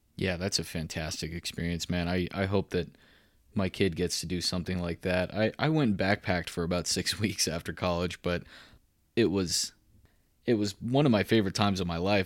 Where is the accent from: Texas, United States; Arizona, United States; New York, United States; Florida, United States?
Texas, United States; Waco; moved away as an adult; also born or lived in Tennessee; now in Colorado, United States; I'm a Waco guy myself. I grew up in Central Texas